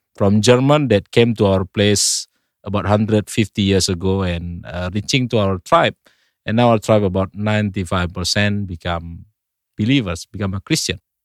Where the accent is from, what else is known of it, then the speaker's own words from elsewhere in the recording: North Sumatra, Indonesia; English is a second language; now in Bali, Indonesia; I came from Indonesia, but originally from the island called Sumatra, North Sumatra. I was born about forty years ago